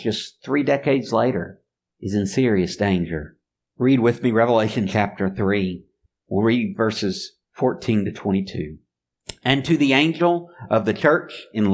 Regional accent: Mobile, Alabama, United States; I grew up in Mobile, and not too far away, about an hour drive, is Pensacola, Florida.

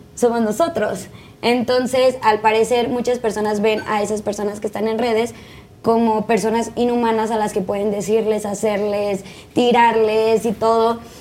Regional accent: Tijuana, Baja California, Mexico; moved away; Yo soy de Tijuana

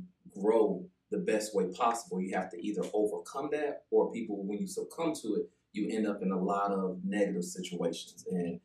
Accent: Greenville, South Carolina, United States; also born or lived in Charlotte, North Carolina; Originally from Greenville, but right now I'm transitioning back and forth from Charlotte to Greenville.

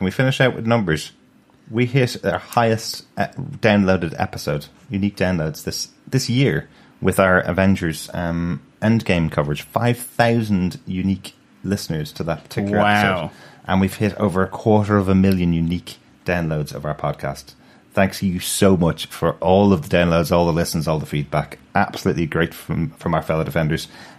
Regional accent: Ireland; I can't say that, even though I'm Irish.

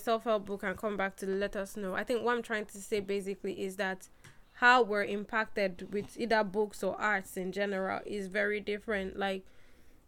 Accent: Nigeria; I'm black and I'm Nigerian

